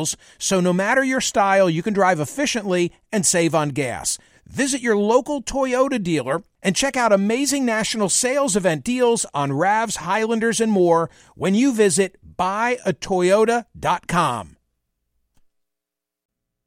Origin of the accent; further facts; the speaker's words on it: Doylestown, Pennsylvania, United States; the town in which I was born and raised